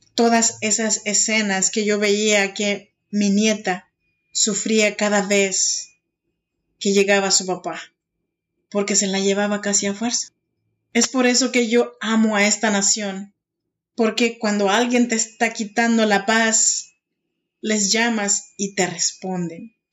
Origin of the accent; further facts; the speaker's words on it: Oaxaca, Mexico; now in Sacramento, United States; Yo soy mexicana y soy oaxaqueña